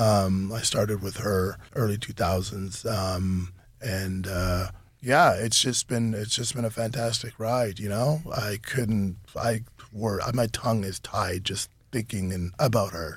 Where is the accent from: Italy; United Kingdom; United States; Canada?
Canada; being Canadian is that we're exposed to so many different cultures from all around the world